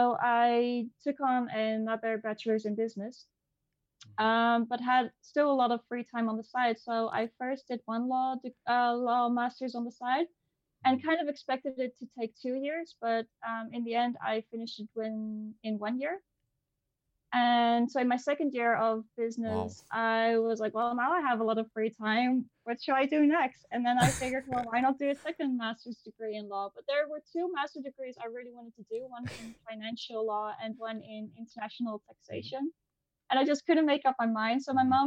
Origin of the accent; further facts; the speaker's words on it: Netherlands; I'm from the Netherlands